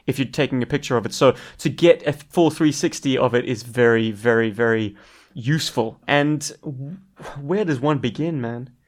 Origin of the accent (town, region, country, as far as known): South Africa